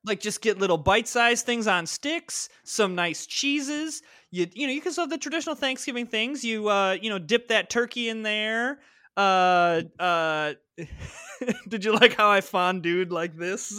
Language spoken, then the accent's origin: English; Midwest, United States; I'm from the Midwest, and I got, got that A in there.